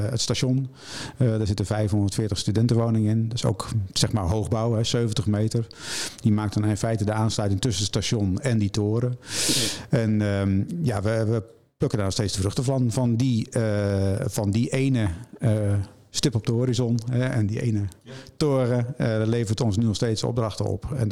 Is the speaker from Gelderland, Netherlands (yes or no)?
yes; Arnhem, Gelderland, Netherlands; Ik kom uit Arnhem.